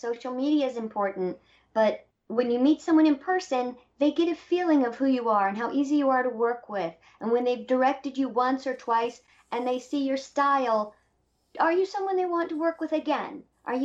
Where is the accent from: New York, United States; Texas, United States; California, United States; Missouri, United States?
California, United States; Indio; now in Nashville, United States; I'm the person from Indio. Mm. I'm the one.